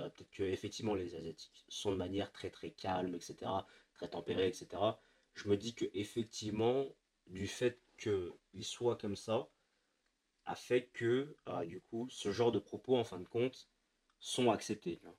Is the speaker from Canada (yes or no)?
no; France; first language French; c'est je suis français. Mm. J'ai pas d'accent déjà